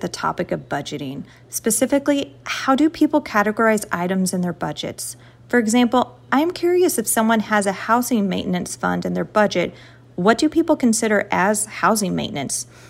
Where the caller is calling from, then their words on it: Columbia, Missouri, United States; I am calling from Columbia, Missouri